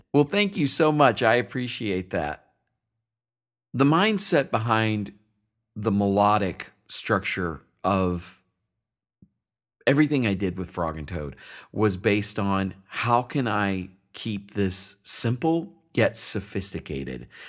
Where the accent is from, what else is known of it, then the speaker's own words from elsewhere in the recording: Paducah, Kentucky, United States; My hometown is Paducah, Kentucky